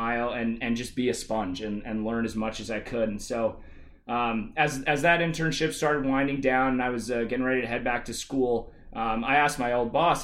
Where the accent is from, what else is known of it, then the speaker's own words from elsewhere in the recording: Atlanta, Georgia, United States; moved away as an adult; also born or lived in Clemson, South Carolina; now in Seattle, United States; my hometown Atlanta